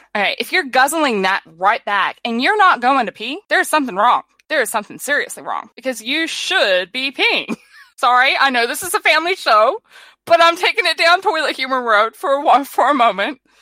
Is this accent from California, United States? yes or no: yes; California, United States; now in New Zealand; I was born in California